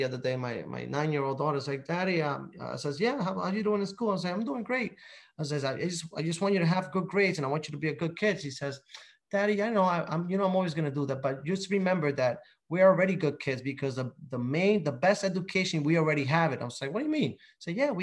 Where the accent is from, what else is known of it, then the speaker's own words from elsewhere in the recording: New York City, New York, United States; I grew up in New York in the Bronx